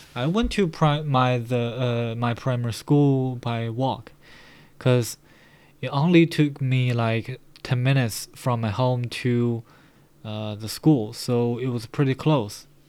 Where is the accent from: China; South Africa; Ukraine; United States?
China; Baoding, Hebei; English is a second language; My hometown is located in uh, Baoding City in Hebei Province